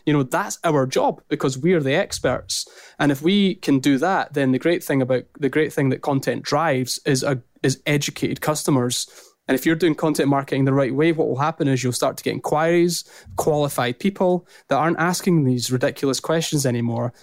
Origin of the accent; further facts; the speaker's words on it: Scotland, United Kingdom; accent: strong Scottish; also born or lived in St Andrews; my strong Scottish accent